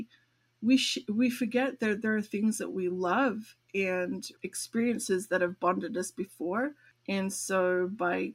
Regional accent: Australia; moved away; I'm from Australia. Right now, my parents are in Sydney

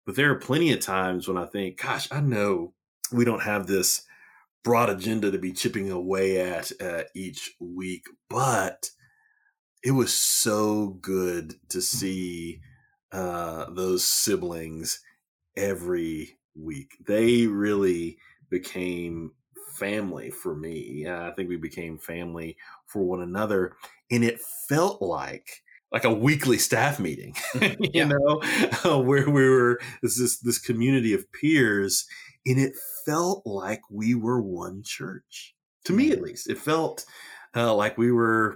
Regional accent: Texas, United States; now in Chapel Hill, United States; I'm a Texan

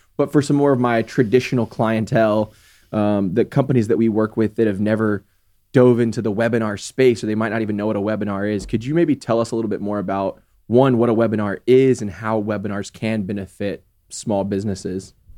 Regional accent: Texas, United States; never left Texas, like, never left my hometown

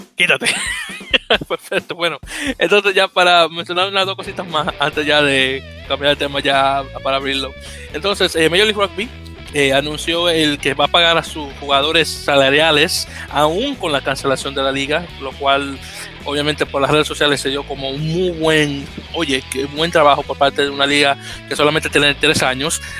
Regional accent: Dominican Republic; yo, también soy dominicano

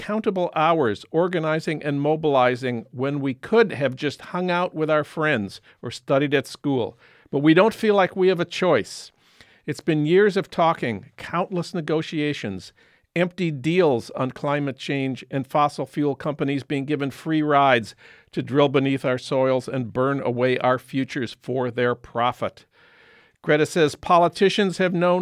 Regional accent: St. Paul, Minnesota, United States; now in Los Angeles, United States; in St. Paul at the Science Museum, my hometown

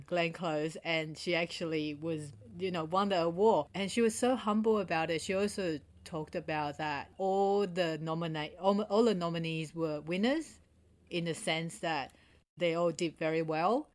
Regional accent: Australia; also born or lived in Taiwan; back in Taiwan and growing up in Australia

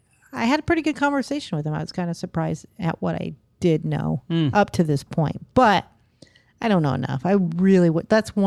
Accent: California, United States; moved away as an adult; now in Florida, United States; I grew up there too.

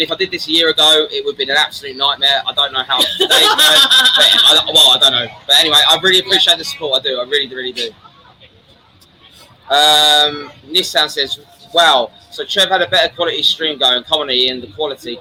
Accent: Brighton, South East England, United Kingdom; now in Pattaya, Thailand; I am from Brighton

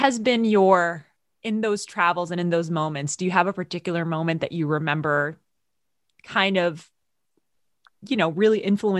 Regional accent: United States; we are American

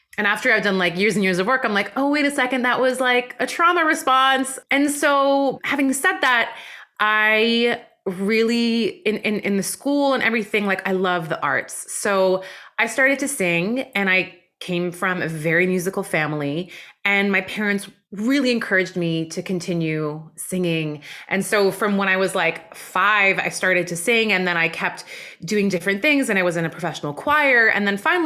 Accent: West Coast of Canada, Canada; also born or lived in Iran; my family immigrated to Canada when I was four

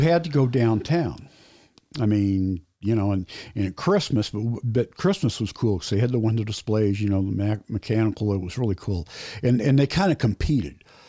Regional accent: Indianapolis, Indiana, United States; I was born in Indianapolis, near, very near East Side. When I was about nine or ten, maybe, we moved out to the northwest side

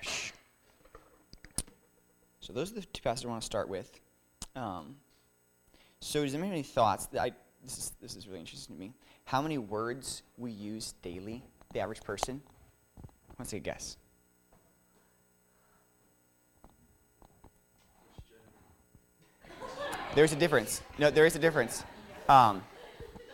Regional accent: Florida, United States; I'm from Florida

